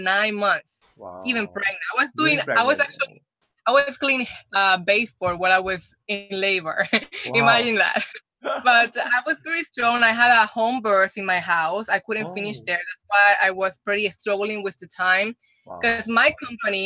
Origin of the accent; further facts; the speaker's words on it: Puerto Rico; first language Spanish; English is a second language; moved away as an adult; also born or lived in Dominican Republic; now in California, United States; I'm from Dominican Republic, but I moved very early when I was when I was in Puerto Rico. I was like around 9